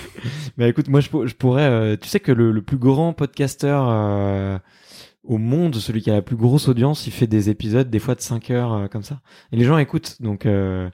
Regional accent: Fontenay-sous-Bois, Île-de-France, France; moi j'ai grandi à Fontenay-sous-Bois donc euh, tu vois je suis un petit gamin du, coin

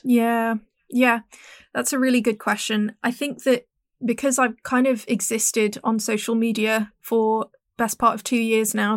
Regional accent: Hong Kong; growing up in Hong Kong, where we're we're just very straightforward

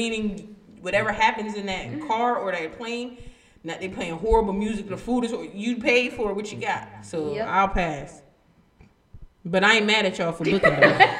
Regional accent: Trenton, New Jersey, United States; Trenton, huh? My hometown.

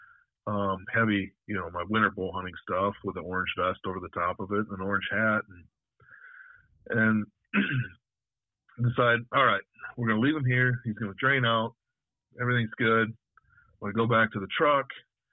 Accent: North Woods north of Ladysmith, Wisconsin, United States; I grew up hunting in the North Woods up north of Ladysmith

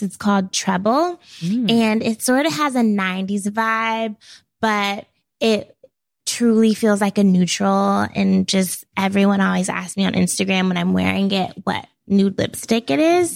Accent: Portland, United States; moved away as an adult; now in New York, United States; growing up in Portland

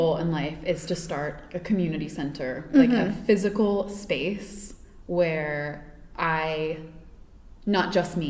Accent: East Coast, United States; And I grew up on the East Coast. I've always lived there.

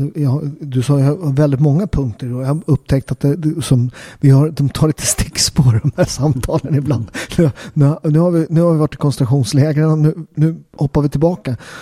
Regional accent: Sweden; jag är katolik men jag är uppväxt i Sverige

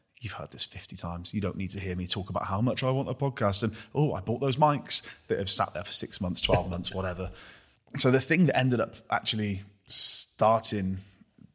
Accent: Gloucester, South West England, United Kingdom; I'm a knobhead from Gloucester

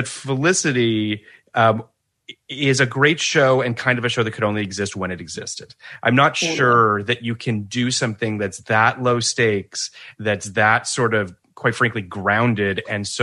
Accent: Canada; I'm Canadian, and I'm just repping for my, you know, home country.

